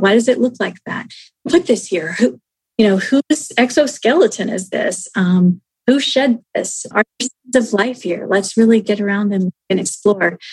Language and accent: English; United States; we, as the American people